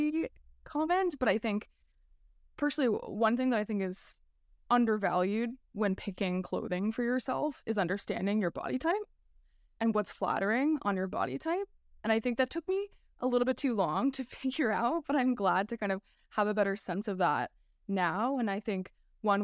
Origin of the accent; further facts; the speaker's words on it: New York, United States; I'm a New Yorker